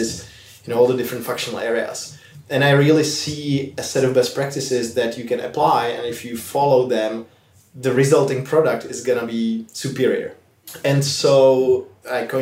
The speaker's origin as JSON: {"language": "English", "region": "Prague", "country": "Czechia", "moved": "as an adult", "lives_now": "San Francisco, United States", "said": "I'm originally from Prague, the Czech Republic."}